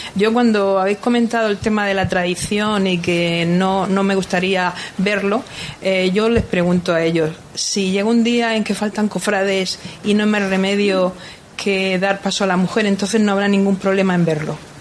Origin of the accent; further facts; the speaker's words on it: Cartagena, Region of Murcia, Spain; yo soy de Cartagena